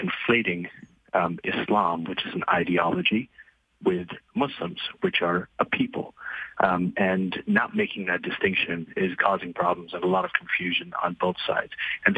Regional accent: Libya; moved away as an adult; also born or lived in Saudi Arabia / Pakistan; as somebody who came to North America in my 20s, and I grew up in Libya, Saudi Arabia, and Pakistan

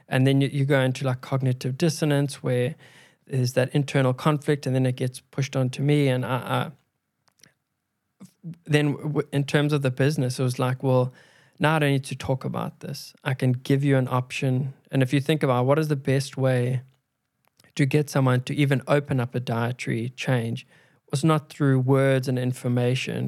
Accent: South Africa; we grew up in South Africa

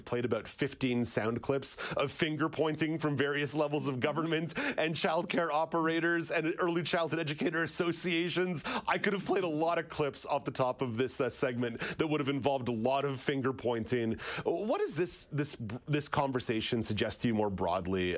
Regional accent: Quebec, Canada; growing up in Quebec

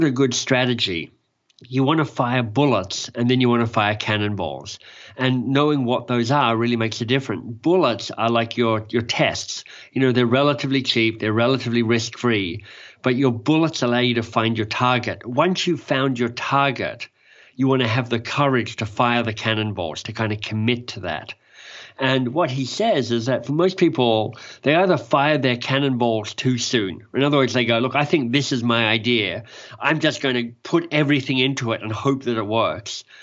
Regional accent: Australia; moved away as an adult; also born or lived in England; now in Canada; I'm Australian. I now live in Canada.

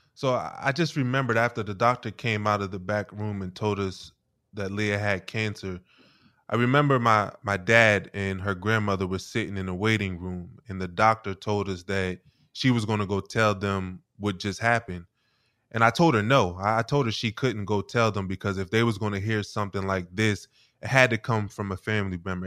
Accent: Wilmington, Delaware, United States; I grew up in Wilmington, Delaware

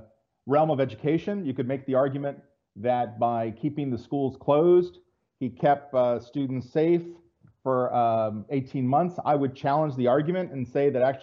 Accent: Central California, United States; moved away as an adult; now in San Diego, United States; I live in the San Diego area, but I was born and raised in Central California

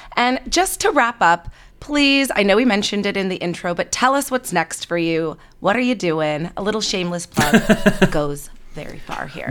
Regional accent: Canada; now in California, United States; I'm Canadian

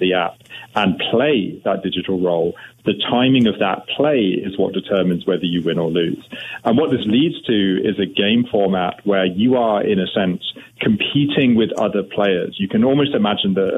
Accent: United Kingdom; now in Canada; I'm now a Canadian. I want to stress that up front, but I'm originally from the UK.

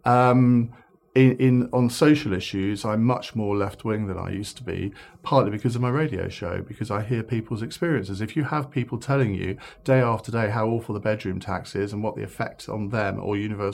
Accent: Saffron Walden, East of England, United Kingdom; Saffron Walden, that's where I grew up in Essex

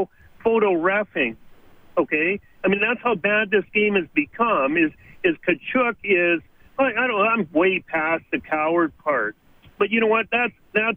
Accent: Edmonton, Alberta, Canada; I'm born and raised in Edmonton

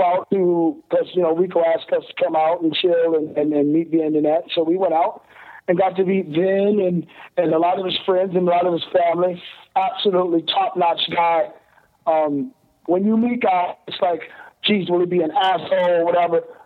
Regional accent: Ohio, United States; I'm from Ohio, Midwest you know, farmers

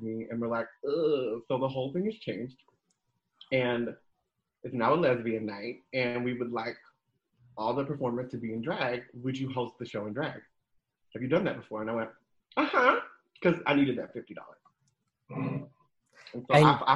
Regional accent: New Jersey, United States; moved away; also born or lived in Southern California / Nebraska; I'm born and raised in New Jersey

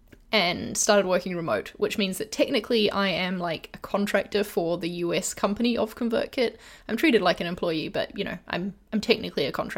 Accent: Brunei; It makes me, like, reminisce back to childhood because I grew up in Asia and in Brunei.

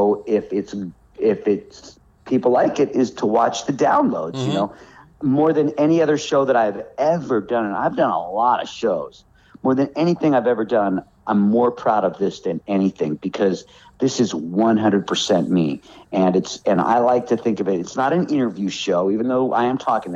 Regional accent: Los Angeles, California, United States; moved away as an adult; now in North Carolina, United States; my town is Hollywood. When I was a little kid, I was on the Sunset Strip. I was always in Hollywood.

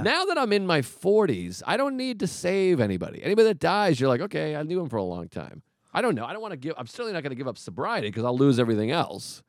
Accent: Boston, Massachusetts, United States; I grew up in Boston

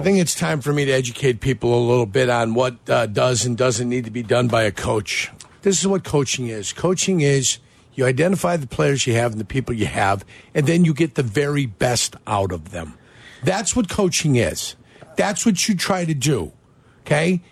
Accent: Calumet City, Illinois, United States; I grew up here, and I grew up in Calumet City

